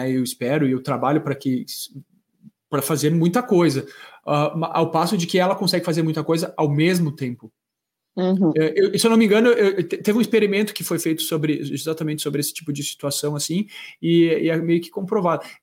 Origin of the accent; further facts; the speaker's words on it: Caxias do Sul, Rio Grande do Sul, Brazil; eu, eu sou natural de Caxias do Sul, né? Então, fui para fui para Porto Alegre para me aventurar na grande metrópole